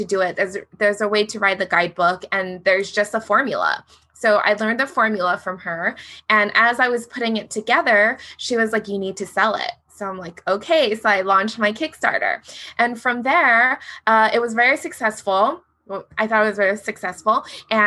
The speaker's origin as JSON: {"language": "English", "region": "Hawaii", "country": "United States", "said": "I'm from Hawaii. We have Hawaii education"}